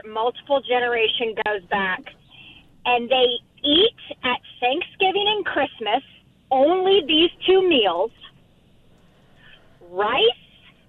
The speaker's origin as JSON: {"language": "English", "region": "Midwest", "country": "United States", "moved": "yes", "lives_now": "New Orleans, United States", "said": "I'm from the Midwest, and we come from the land of all things sides."}